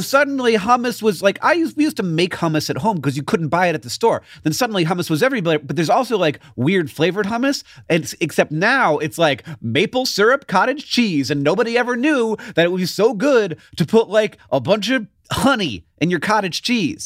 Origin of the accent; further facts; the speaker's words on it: Orlando, Florida, United States; I grew up in, in Orlando